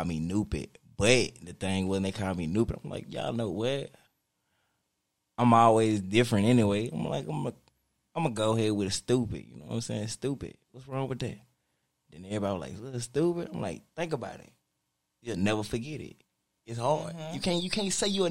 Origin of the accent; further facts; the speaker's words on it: Shreveport, Louisiana, United States; I'm from Shreveport, Louisiana, 318 Rachet City